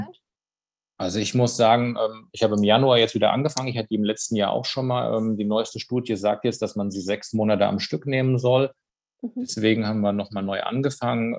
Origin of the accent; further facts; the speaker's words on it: near Darmstadt, Hesse, Germany; Ich komme aus der Nähe von Darmstadt